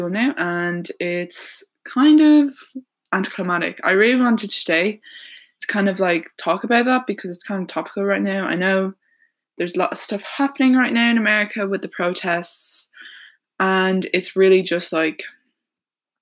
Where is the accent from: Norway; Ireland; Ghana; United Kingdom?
Ireland; I'm 18 years old and I'm from Ireland.